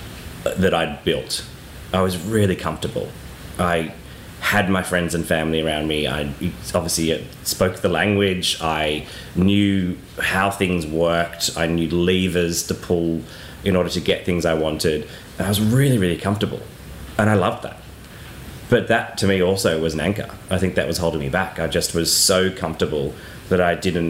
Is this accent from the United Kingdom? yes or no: no; Australia; moved away as an adult; now in Mallorca, Spain; I actually couldn't leave Australia for many, many years